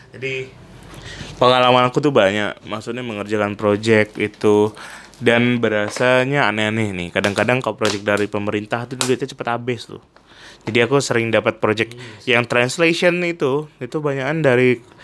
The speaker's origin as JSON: {"language": "Indonesian", "town": "Pontianak", "region": "West Kalimantan", "country": "Indonesia", "tie": "born or raised there", "also_born_or_lived": "Bandung", "moved": "as an adult", "lives_now": "Jakarta, Indonesia", "said": "Aku kan besarnya di Pontianak"}